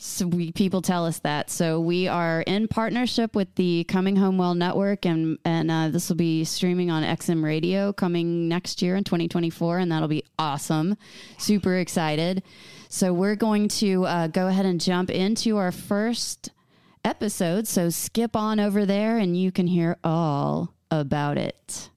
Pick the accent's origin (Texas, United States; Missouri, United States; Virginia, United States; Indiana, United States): Texas, United States; accent: twang; we're both from Texas, and, uh, so you might hear a little twang every once in a while.